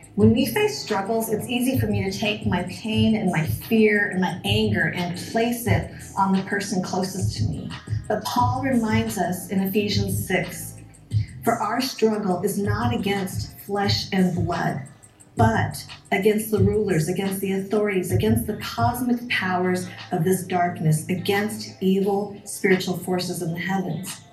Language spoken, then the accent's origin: English; Colorado, United States; also born or lived in Wisconsin; I'm Chinese, born in Wisconsin and raised in Colorado